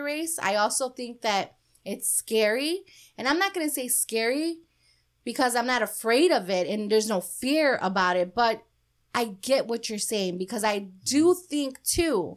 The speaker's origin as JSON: {"language": "English", "town": "Chicago", "region": "Illinois", "country": "United States", "said": "we're from Chicago"}